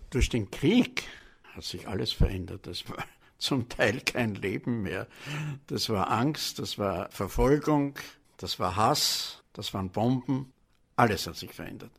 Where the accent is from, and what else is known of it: Vienna, Austria; born or raised there